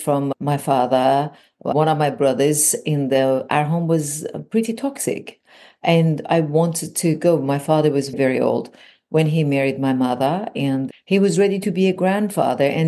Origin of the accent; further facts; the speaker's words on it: Iran; moved away as an adult; now in California, United States; I was born and raised in Iran